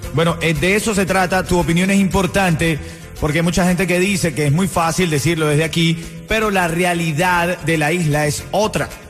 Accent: Venezuela; now in Miami, United States; como venezolano, de la libertad de mi país, de Venezuela

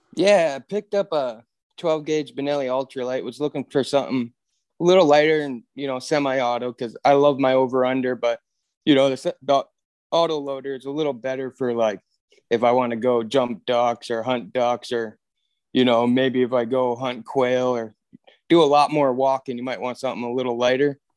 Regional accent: Michigan, United States; moved away as an adult; now in Williston, North Dakota, United States; I moved out of Michigan when I was about twenty-two, twenty-three

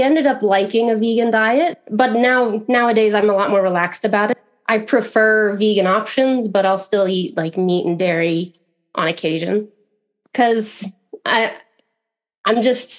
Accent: Midwest, United States; I guess I'm from all over. You know, I've lived in a bunch of different states in the US, but I grew up like childhood in the Midwest. So that's where I consider myself to be from, you know.

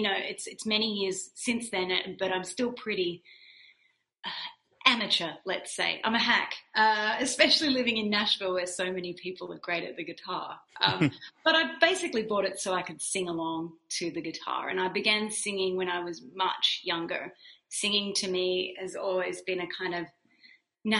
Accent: Wagga Wagga, New South Wales, Australia; moved away; I worked in a local bakery in a small regional town in Australia called Wagga Wagga

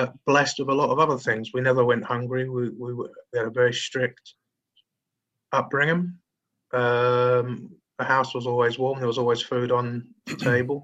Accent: London, United Kingdom; I grew up in Lee, which is in Lewisham, southeast London.

